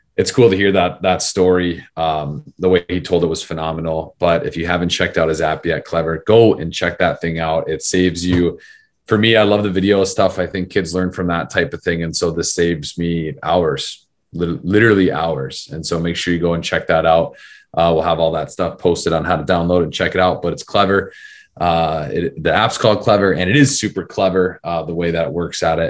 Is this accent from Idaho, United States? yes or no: no; Arizona, United States; I grew up in Arizona